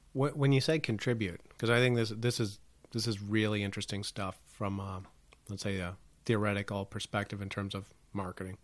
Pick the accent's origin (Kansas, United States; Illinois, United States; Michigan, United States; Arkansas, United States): Illinois, United States; Chicago; growing up in Chicago